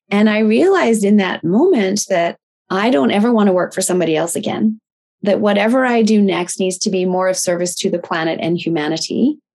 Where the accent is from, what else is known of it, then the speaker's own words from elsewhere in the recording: Tokyo, Japan; And I was raised in Tokyo, Japan, which was a wonderful lifestyle.